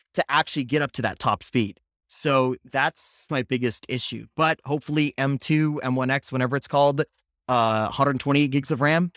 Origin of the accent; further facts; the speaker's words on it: Palo Alto, California, United States; I grew up in Palo Alto, California